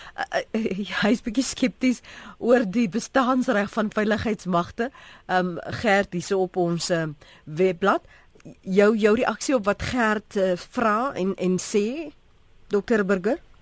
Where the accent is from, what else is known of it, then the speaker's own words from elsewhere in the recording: South Africa; ons as Suid-Afrikaners